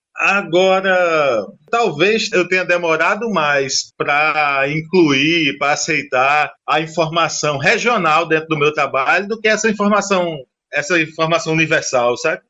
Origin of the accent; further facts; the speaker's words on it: Paraíba, Brazil; eu sou sertanejo, paraibano, nordestino